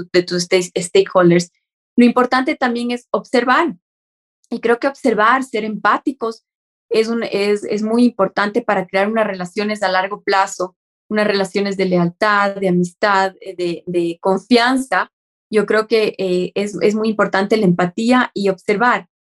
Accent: Ecuador; a nosotros como ecuatorianos

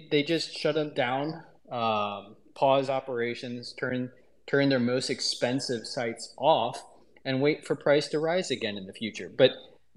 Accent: Texas, United States; Growing up in Texas

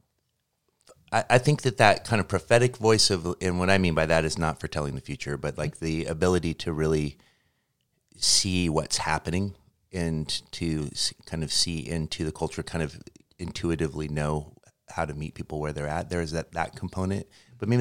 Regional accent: Portland, Oregon, United States; moved away as an adult; also born or lived in Seattle, Washington; I'm from the Portland area, but I moved to Seattle when I was 20, and I lived there for 10 years

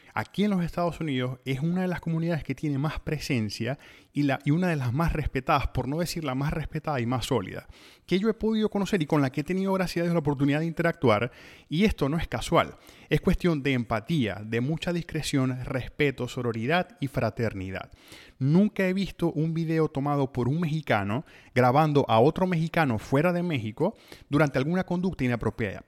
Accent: Venezuela; moved away; nosotros mismos como venezolanos

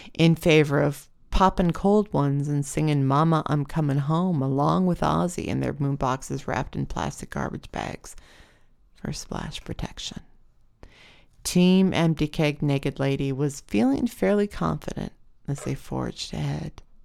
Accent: Wyoming, United States; now in Portland, United States; My hometown in Wyoming had a river running through it, the Platte River

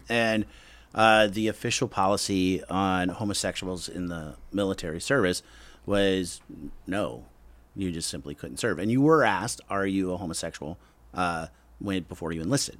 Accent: Lowell, Indiana, United States; moved away; also born or lived in Gary, Indiana; I was born in Gary, grew up in a small town, Lowell, Indiana

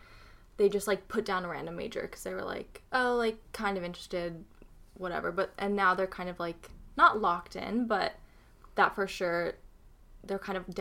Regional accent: Florida, United States; moved away as an adult; now in Nashville, United States; I'm from Florida. So I applied to three in-state

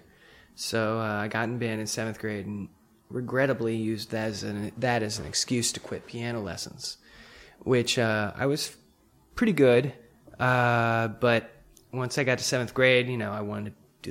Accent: Pascagoula, Mississippi, United States; I was a typical kid growing up in Pascagoula, Mississippi

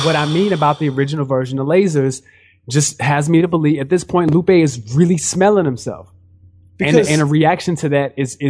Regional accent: St. Louis, Missouri, United States; moved away as an adult; also born or lived in Japan; I'm from St. Louis.

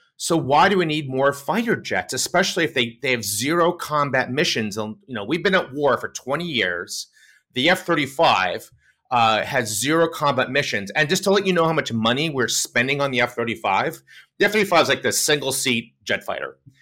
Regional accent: United States; also born or lived in Connecticut / New York City; I grew up in Connecticut, New York City

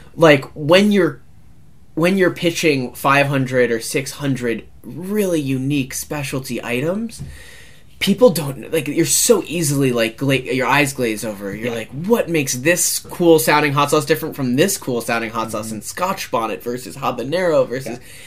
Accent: United States; as an American as someone who grew up like with like cereal on the table

